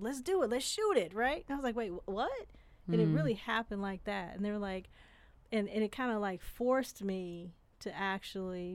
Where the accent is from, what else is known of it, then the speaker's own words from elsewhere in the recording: Inkster, Michigan, United States; also born or lived in Detroit; Grew up in Detroit, and I grew up in Inkster